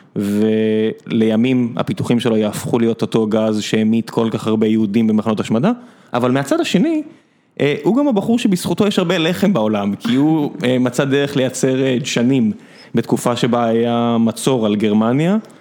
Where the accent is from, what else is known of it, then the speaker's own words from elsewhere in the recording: Beersheba, Southern District, Israel; moved away as an adult; now in Tel Aviv, Israel; אני גדלתי ב... לא יודע, באר שבע, שנות ה-80-90